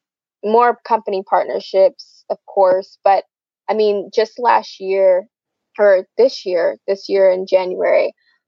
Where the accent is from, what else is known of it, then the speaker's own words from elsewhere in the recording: south of Atlanta, Georgia, United States; I grew up about, I'd say, I always say I'm from Atlanta, Georgia, because a lot of people, when you say somewhere else, they're like, what, where are you from? So I'm about 30 minutes on the south side out from the city of Atlanta